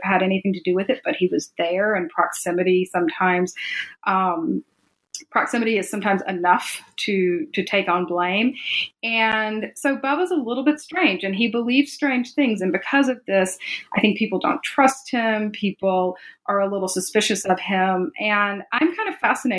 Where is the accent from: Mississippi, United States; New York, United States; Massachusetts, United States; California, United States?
Mississippi, United States; Jackson; I was raised in Jackson, Mississippi